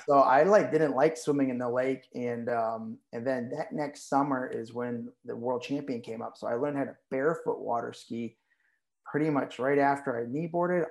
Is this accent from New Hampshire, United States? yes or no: yes; Berlin, New Hampshire, United States; also born or lived in Nashua, New Hampshire; my parents moved north to Berlin, New Hampshire, which is like 60 miles south of the Canadian border.